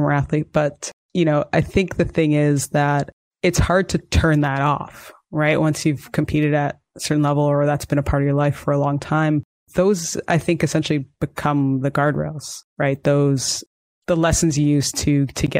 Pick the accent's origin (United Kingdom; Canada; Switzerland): Canada; also born or lived in United States; I'm actually Canadian.